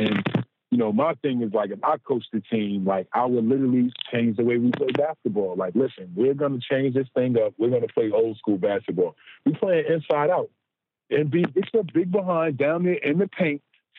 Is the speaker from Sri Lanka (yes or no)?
no; Orange, New Jersey, United States; also born or lived in Roselle, New Jersey; I'm from Essex County. I grew up in Orange, New Jersey, but I moved to Union County. I lived in Roselle for high school.